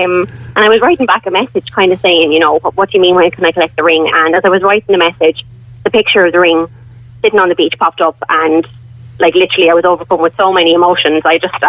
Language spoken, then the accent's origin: English; Wexford, Leinster, Ireland; I'm from Wexford myself